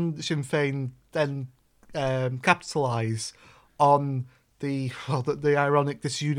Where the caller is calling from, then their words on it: Salford, North West England, United Kingdom; It sounds like Keir Starmer in the Labour Party over here, because obviously I'm speaking from Salford.